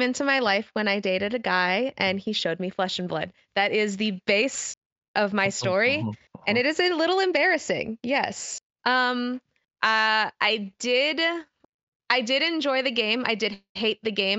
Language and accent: English; Missouri, United States; my region of the U.S. is the middle of America. I am from Missouri.